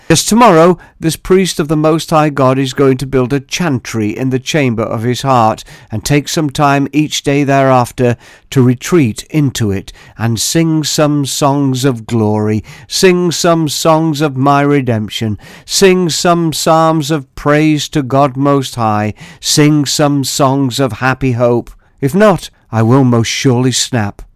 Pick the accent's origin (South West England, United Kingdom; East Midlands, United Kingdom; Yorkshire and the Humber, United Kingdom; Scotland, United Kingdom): East Midlands, United Kingdom; Staveley; my hometown.